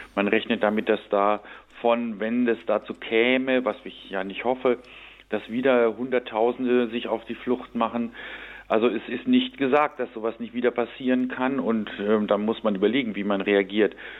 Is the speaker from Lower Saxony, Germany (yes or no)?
yes; Lower Saxony, Germany; ich bin aus meiner persönlichen Biografie direkt an der Grenze zur DDR aufgewachsen und habe in meinem Heimatort in Niedersachsen jeden Tag den Zaun gesehen